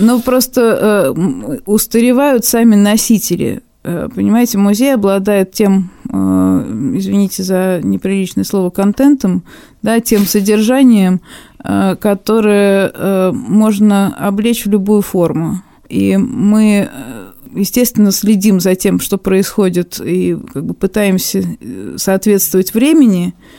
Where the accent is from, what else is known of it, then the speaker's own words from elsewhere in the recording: Moscow, Russia; moved away as an adult; now in Khabarovsk, Russia; начнем с Москвы, э, поскольку это все мой родной город